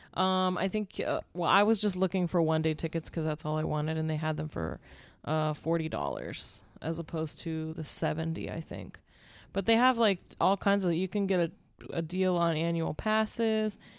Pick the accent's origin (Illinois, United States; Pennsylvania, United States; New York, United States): Pennsylvania, United States; moved away; I grew up in Pennsylvania